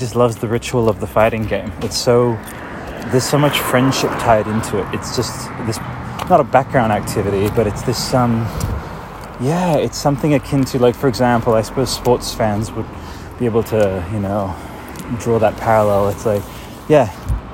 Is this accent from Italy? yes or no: yes; Italy; moved away; 1997, I was growing up in Italy